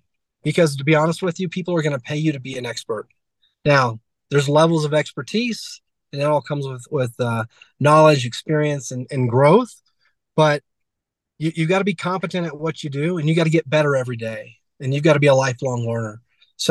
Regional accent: Georgia, United States; I'm from Georgia

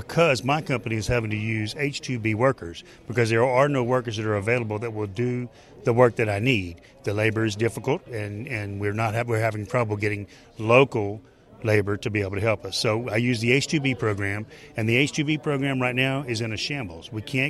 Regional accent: Lacassine, Louisiana, United States; I'm from Lacassine, Louisiana

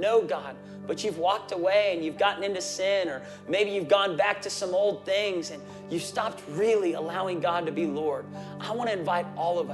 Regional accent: Tulsa, Oklahoma, United States; I'm an Okie from Tulsa, Oklahoma

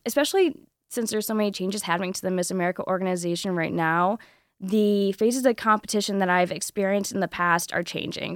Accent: Southwest Michigan, United States; I'm from Southwest Michigan

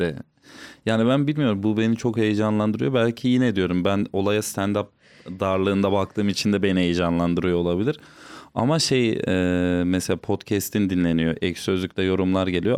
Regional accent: Tokat, Turkey; Hatta Tokatlıyım.

